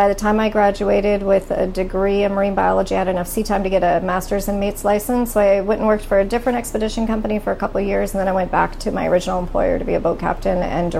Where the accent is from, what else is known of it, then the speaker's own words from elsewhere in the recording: Anchorage, Alaska, United States; I grew up in Peters Creek, which doesn't have a zip code, but it's in the municipality of Anchorage, South Central Alaska. It's on the road system.